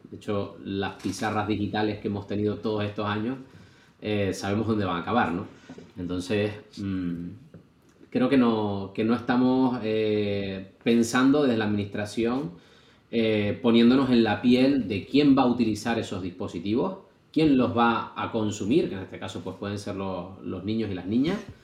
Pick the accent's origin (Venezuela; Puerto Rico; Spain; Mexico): Spain; Canary Islands; en otra isla, que no era, no era la mía